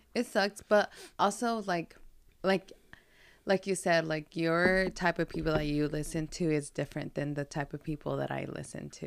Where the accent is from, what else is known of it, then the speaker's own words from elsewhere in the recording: Guadalajara, Jalisco, Mexico; moved away; we're from Guadalajara, Jalisco, as you know, so we're chivistas